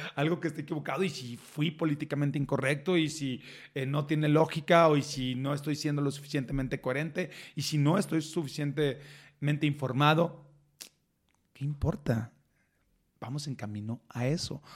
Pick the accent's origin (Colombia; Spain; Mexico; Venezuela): Mexico; Reynosa, Tamaulipas; moved away as an adult; also born or lived in Monterrey; now in Mexico City, Mexico; soy de Reynosa